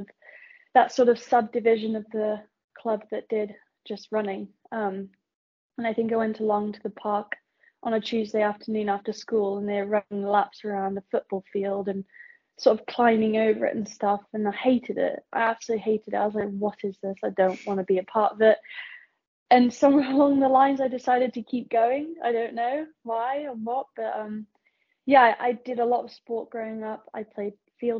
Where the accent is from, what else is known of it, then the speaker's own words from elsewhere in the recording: Plymouth, South West England, United Kingdom; moved away as an adult; also born or lived in United States; I was born and raised in Plymouth in the lovely county of Devon